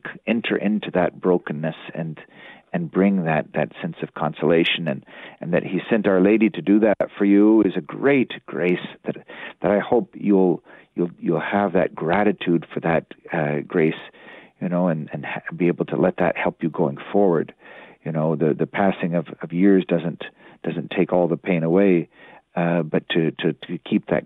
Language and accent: English; Bible Belt, the South, United States; I grew up in the South in the Bible Belt